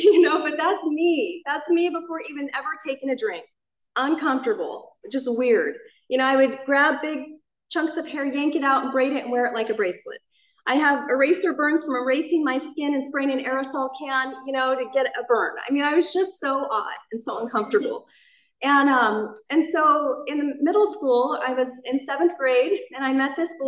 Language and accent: English; Anaheim, California, United States; I actually grew up here in Orange County. I grew up in Anaheim Hills